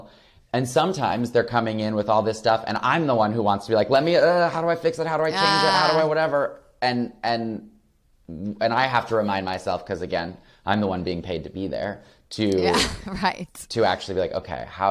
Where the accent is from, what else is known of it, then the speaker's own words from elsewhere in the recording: Flint, Michigan, United States; moved away as an adult; also born or lived in Los Angeles; I grew up queer in Flint, Michigan